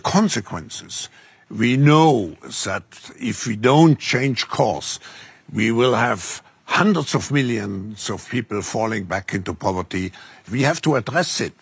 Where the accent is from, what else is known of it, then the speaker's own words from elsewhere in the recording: Texas, United States; I'm from Texas